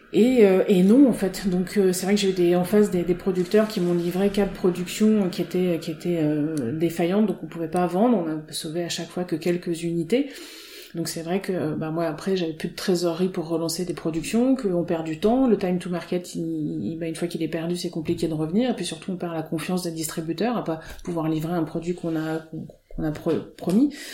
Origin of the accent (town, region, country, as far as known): Auvergne-Rhône-Alpes, France; born or raised there; moved away as an adult; also born or lived in Côte d'Azur / Nantes / Rennes; now in Finistère, France